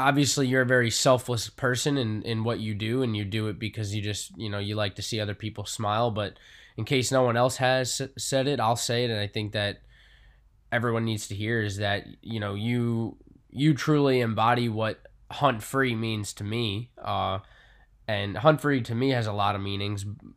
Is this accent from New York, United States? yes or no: yes; Long Island, New York, United States; I grew up on Long Island